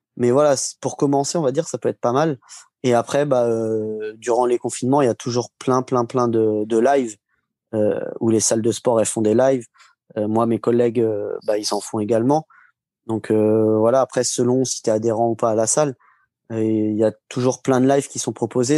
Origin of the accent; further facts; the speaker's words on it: Marcilly-en-Villette, Centre-Val de Loire, France; je suis de Marcy-en-Villette, euh, c'est en pleine Sologne